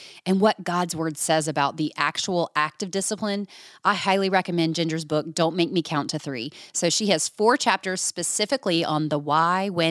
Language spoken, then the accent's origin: English; Georgia, United States; moved away; my home state of Georgia